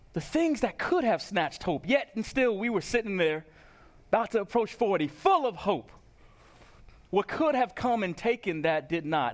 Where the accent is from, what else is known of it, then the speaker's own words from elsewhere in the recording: Long Island, New York, United States; moved away; my hometown of Long Island